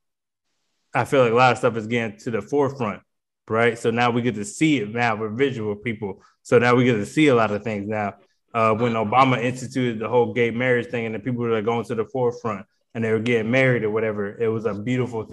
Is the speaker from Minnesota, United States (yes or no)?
no; Harrisburg, Pennsylvania, United States; moved away; also born or lived in Charlotte, North Carolina; I grew up in Pennsylvania for the majority of my life. I only lived in North Carolina for like 7-8 years.